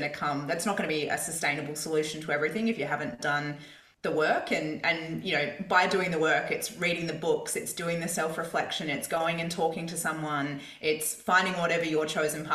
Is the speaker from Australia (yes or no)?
yes; Perth, Western Australia, Australia; in Perth, where I grew up in Scarborough